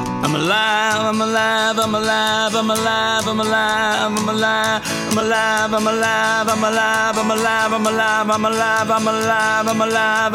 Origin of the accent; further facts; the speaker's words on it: New York City, New York, United States; I was born in Coney Island Hospital. I grew up very close to Coney Island, Brighton Beach